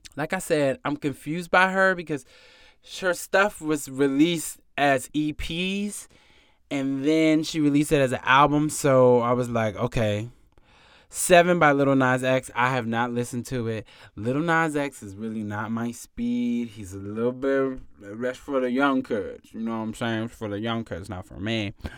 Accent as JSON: {"language": "English", "region": "North Carolina", "country": "United States", "said": "I'm from North Carolina"}